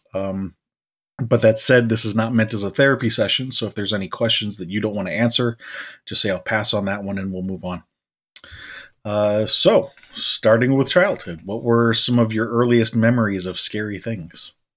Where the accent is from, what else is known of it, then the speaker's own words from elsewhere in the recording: United States; us being American